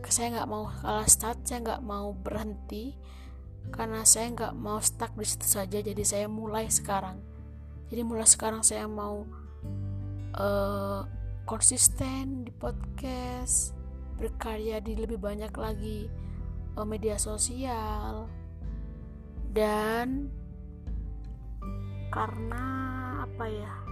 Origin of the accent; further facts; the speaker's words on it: Java, Indonesia; accent: Javanese; dialek saya terkesan seperti dialeknya orang Jawa karena memang saya juga orang Jawa gitu ya